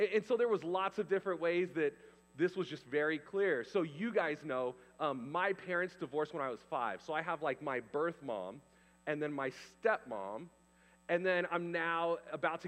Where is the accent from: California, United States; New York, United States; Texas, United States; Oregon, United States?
California, United States; also born or lived in Canada; I was the guy from California